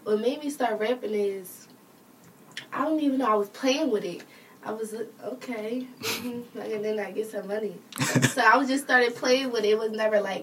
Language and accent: English; Philadelphia, Pennsylvania, United States; I'm from Philly. I'm originally from up northeast, Oxford Circle Projects, northeast. The Ville. Now I'm repping that. But I was raised up at Huntington Park